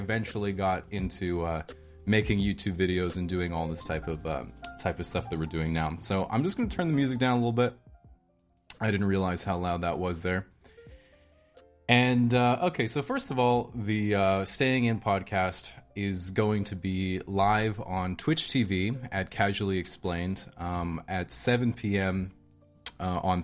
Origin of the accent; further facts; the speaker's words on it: Victoria, British Columbia, Canada; also born or lived in Hobart, Tasmania, Australia; I was born in Victoria, British Columbia, Canada, over here on the West Coast. I say over here because I'm living here now. But when I was about 5 years old, I went with my mom to live in Australia.